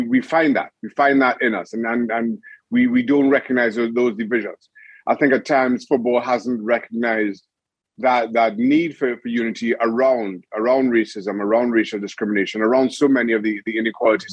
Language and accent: English; Trinidad & Tobago; moved away; also born or lived in United States / Newcastle; growing up in Trinidad and Tobago